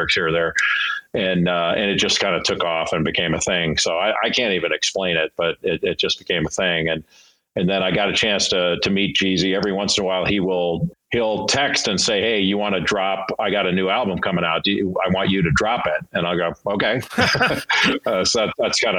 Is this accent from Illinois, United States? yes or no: no; Southern California, United States; When I grew up in Southern California